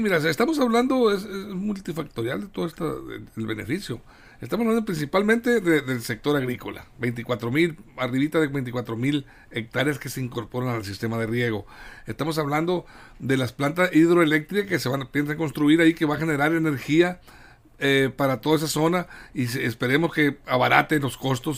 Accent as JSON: {"language": "Spanish", "region": "Sinaloa", "country": "Mexico", "said": "somos sinaloenses"}